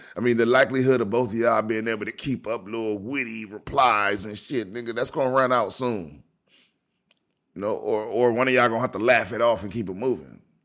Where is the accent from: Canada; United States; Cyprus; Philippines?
United States; Prince George's County, Maryland; my home, my hometown. This is from, this is from P G County, Maryland